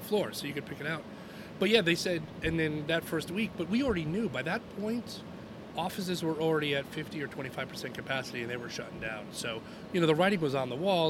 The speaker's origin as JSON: {"language": "English", "area": "Long Island", "region": "New York", "country": "United States", "tie": "born or raised there", "also_born_or_lived": "Rochester, New York", "moved": "as an adult", "said": "I grew up on Long Island"}